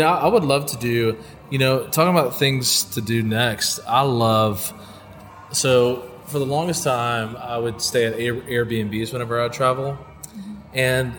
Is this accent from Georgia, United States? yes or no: yes; Calhoun, Georgia, United States; moved away; I'm originally from Georgia, Northwest Georgia.